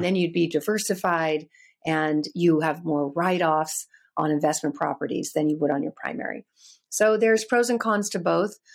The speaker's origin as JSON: {"language": "English", "region": "California", "country": "United States", "tie": "born or raised there", "said": "I'm born and raised in California"}